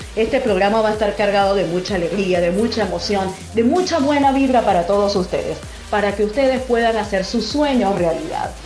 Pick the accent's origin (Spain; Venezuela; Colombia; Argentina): Venezuela; moved away as an adult; now in Chile; soy de Venezuela, tengo dos años viviendo en Chile